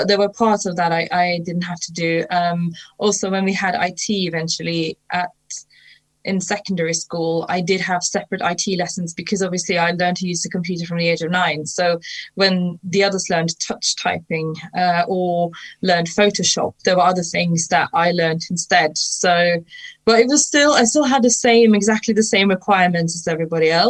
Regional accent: Norway; moved away; I am from Norway originally

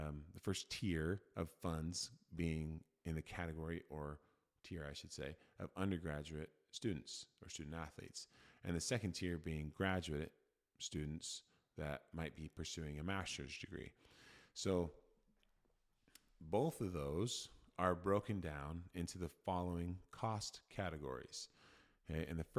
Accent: Oregon, United States; I grew up in Oregon. I'm a resident of Oregon, and I am choosing to attend University of Oregon.

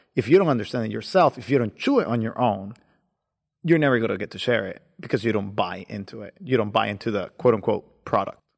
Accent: Nicaragua; moved away as an adult; now in United States; I was born in the beautiful country of Nicaragua. Um, I came here about eight years ago

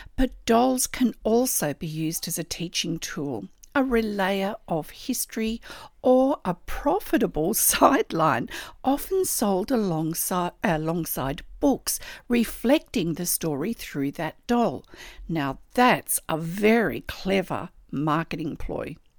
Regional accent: Australia; I'm an Australian textile artist

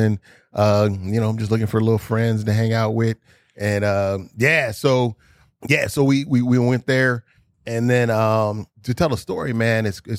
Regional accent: Inglewood, California, United States; Yeah, I was born in Inglewood up to no good. And I was raised, you know, born like, you know what, 3-4 blocks from the Forum

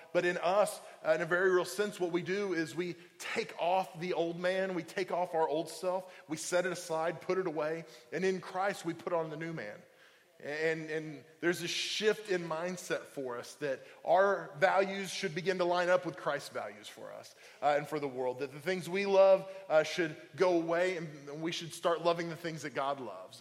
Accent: Oklahoma, United States; now in Indiana, Pennsylvania, United States; I'm from Oklahoma

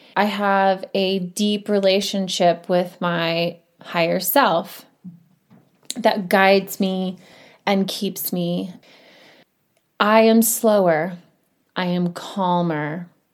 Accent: Indiana, United States; now in Colorado, United States; I grew up in Indiana

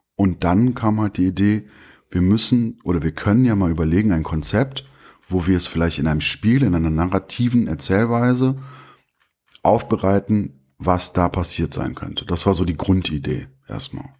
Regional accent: Bonn, North Rhine-Westphalia, Germany; also born or lived in Turkey; ich bin Bonner. Ich bin hier aufgewachsen.

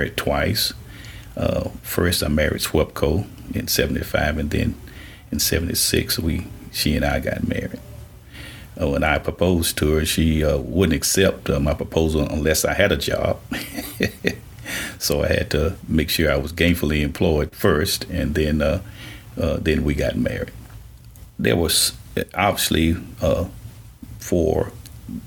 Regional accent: Shreveport, Louisiana, United States; I grew up here in Shreveport, lived here all of my life, went to school here

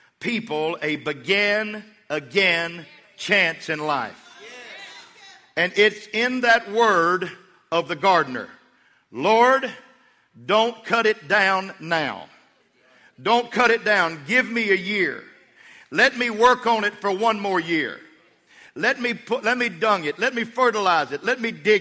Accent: Levelland, Texas, United States; I was from Levelland, Texas

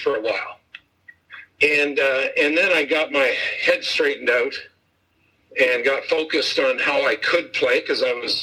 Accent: Burnaby, British Columbia, Canada; I'm a kid from Burnaby, British Columbia.

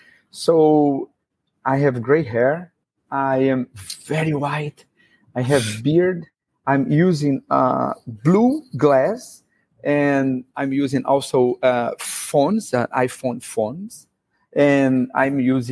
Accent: Brazil; now in Abu Dhabi, United Arab Emirates; I'm from Brazil

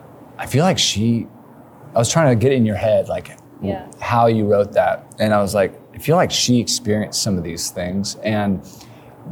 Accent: Northern Ontario, Canada; moved away as an adult; now in Chattanooga, United States; I grew up in Canada, and I moved here 12 years ago.

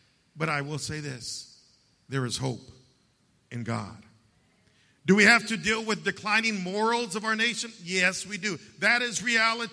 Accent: United States; I'm an American and I'm a Christian

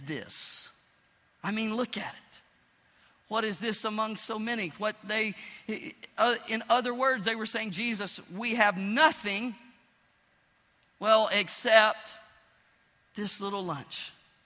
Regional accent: Pine Bluff, Arkansas, United States; moved away; I went back to my hometown, Pine Bluff, Arkansas

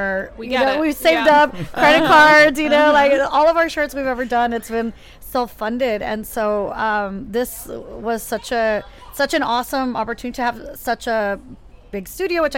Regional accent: San Diego, California, United States; moved away as an adult; also born or lived in New York; I'm actually originally from San Diego

